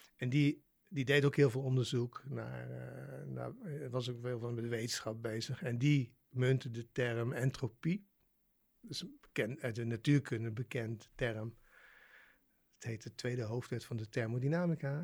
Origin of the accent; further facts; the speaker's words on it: Waalwijk, North Brabant, Netherlands; ik ben opgegroeid in Waalwijk, dus in Brabant